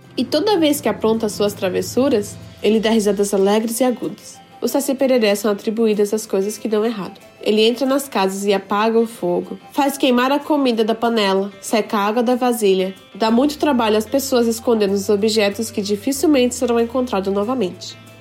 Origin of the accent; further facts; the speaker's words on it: Japan; also born or lived in Brazil; nasci no Japão e sempre estudei em escola japonesa